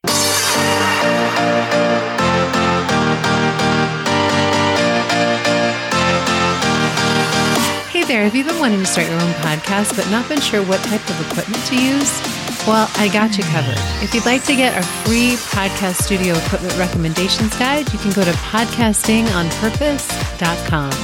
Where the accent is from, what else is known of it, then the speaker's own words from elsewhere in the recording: East Coast, United States; I grew up on the East Coast